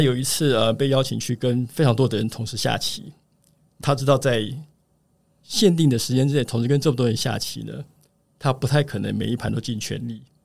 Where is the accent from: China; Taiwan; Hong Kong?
Taiwan; moved away as an adult; also born or lived in United States; 那后来我选择的就是回到台湾来